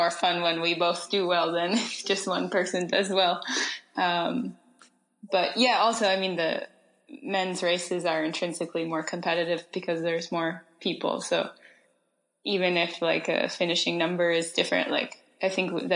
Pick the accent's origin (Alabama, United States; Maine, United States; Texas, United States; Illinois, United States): Maine, United States; moved away as an adult; also born or lived in Vermont / Utah / Switzerland; So I grew up in Maine, but then found my way to Vermont and Utah. And from Utah, I moved to Switzerland